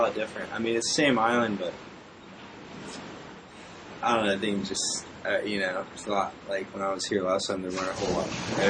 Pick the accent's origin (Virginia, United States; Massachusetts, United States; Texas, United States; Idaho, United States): Virginia, United States; Virginia Beach; Well, in Virginia, it's Virginia Beach, but it's called Pongo.